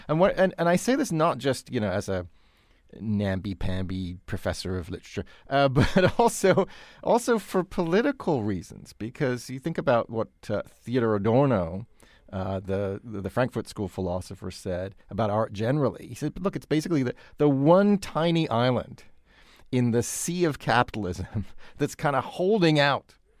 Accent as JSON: {"language": "English", "country": "United Kingdom", "moved": "yes", "said": "like the Grenfell Tower in London, a case in you know, my home country"}